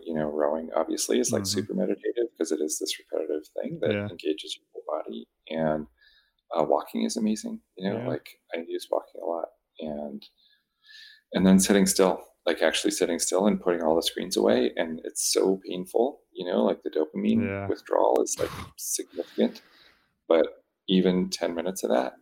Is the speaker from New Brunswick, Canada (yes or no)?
yes; New Brunswick, Canada; moved away; I grew up in New Brunswick in Canada